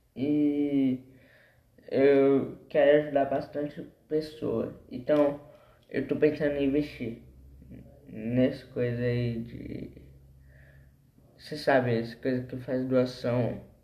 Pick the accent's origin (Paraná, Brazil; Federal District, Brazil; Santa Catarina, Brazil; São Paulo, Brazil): São Paulo, Brazil; Embu das Artes; Eu sou de Embu das Artes